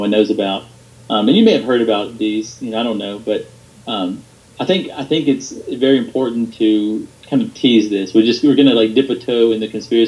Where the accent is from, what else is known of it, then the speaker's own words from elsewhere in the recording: Georgia, United States; I live in the South, so I'm from Georgia